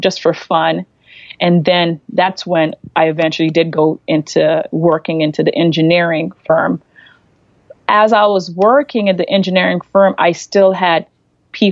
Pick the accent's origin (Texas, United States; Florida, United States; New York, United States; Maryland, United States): Florida, United States; moved away as an adult; now in Cleveland, United States; I'm from Florida, and we ended up in Cleveland.